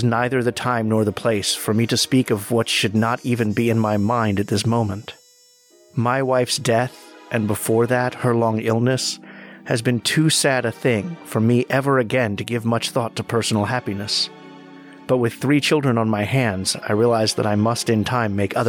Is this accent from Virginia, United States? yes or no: yes; Roanoke, Virginia, United States; I'm from Roanoke, Virginia in the United States